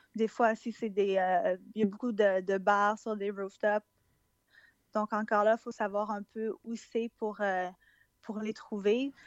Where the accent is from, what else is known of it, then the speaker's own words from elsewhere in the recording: Montreal, Quebec, Canada; moved away as an adult; now in Melbourne, Australia; québécoise, euh, québécoise de, Montréal, euh, expatriée en Australie depuis environ quatre ans maintenant